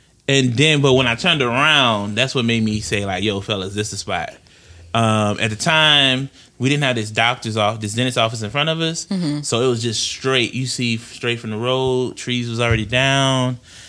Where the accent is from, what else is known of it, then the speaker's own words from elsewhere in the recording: Franklin, Louisiana, United States; I'm from Franklin, Louisiana. Y'all seen Queen Sugar? {S1} Yes. {S8} That's my hometown.